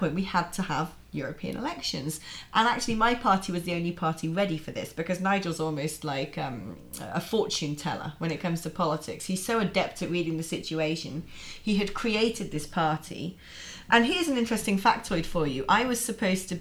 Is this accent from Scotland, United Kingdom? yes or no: no; the Southwest, South West England, United Kingdom; I'm actually from the Southwest